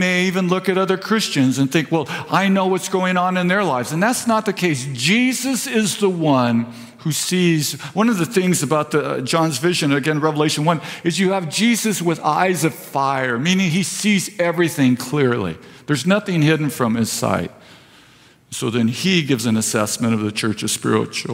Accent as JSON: {"language": "English", "town": "Vista", "region": "California", "country": "United States", "tie": "born or raised there", "said": "I was raised in Vista"}